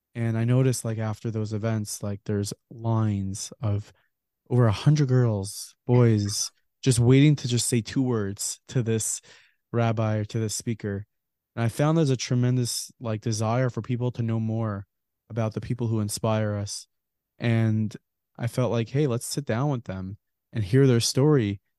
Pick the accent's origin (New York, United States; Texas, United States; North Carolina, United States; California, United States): New York, United States; Lawrence; I was, uh, born and raised, I live in the Five Towns in Lawrence, New York